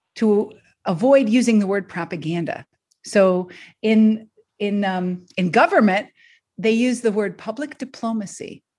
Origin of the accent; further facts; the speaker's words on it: Detroit, Michigan, United States; moved away as an adult; also born or lived in Boston / Philadelphia; now in Rhode Island, United States; I grew up in Detroit, Michigan